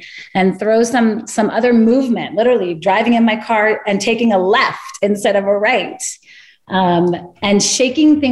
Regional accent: Northern California, United States; I grew up in Northern California

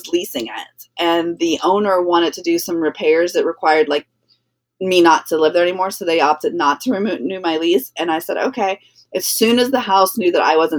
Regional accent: New Orleans, Louisiana, United States; I'm from New Orleans.

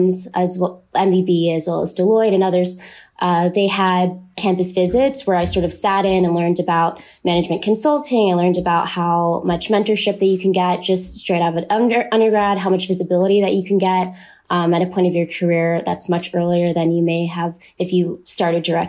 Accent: Oklahoma City, Oklahoma, United States; moved away as an adult; also born or lived in St. Louis, Missouri; I'm originally from Oklahoma City

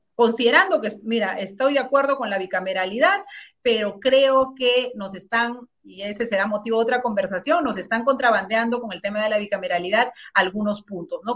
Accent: Carabayllo, Lima, Peru; also born or lived in Ancash; yo vengo de Caraballo

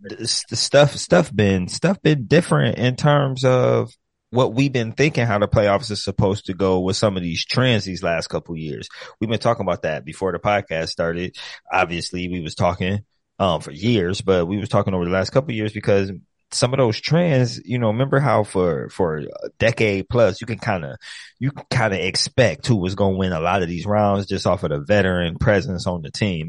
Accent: Ohio, United States; I'm from Ohio

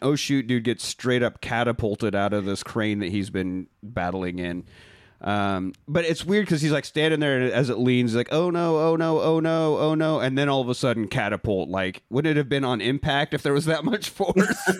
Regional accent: United Kingdom; We are British.

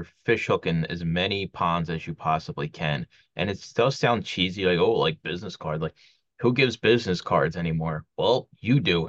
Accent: Philadelphia, Pennsylvania, United States; When I used to do flea markets growing up in Philly

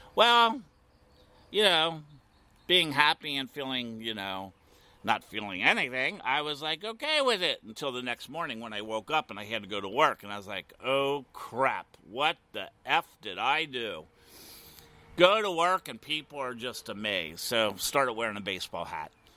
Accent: Midwest, Ohio, United States; now in Wilton Manors, United States; I was born and raised in the Midwest

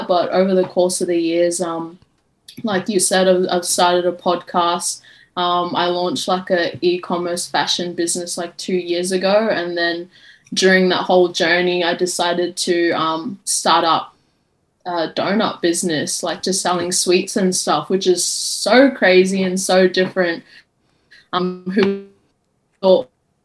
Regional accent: Brisbane, Queensland, Australia; I'm from Brisbane, Australia

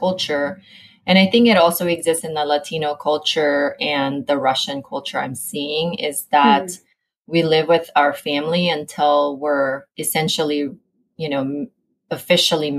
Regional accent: Philippines; moved away as an adult; also born or lived in Southern California; now in United States; I was born and raised in the Philippines

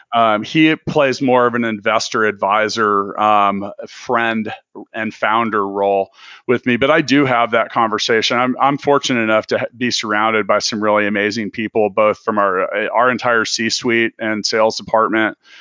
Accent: Kansas City, United States; I'm from Kansas City.

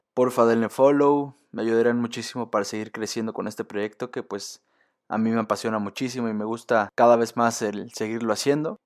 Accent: Mexico; nosotros como mexicanos

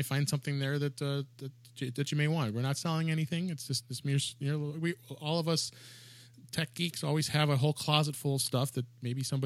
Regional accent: Chicago, Illinois, United States; I'm born and raised in Chicago.

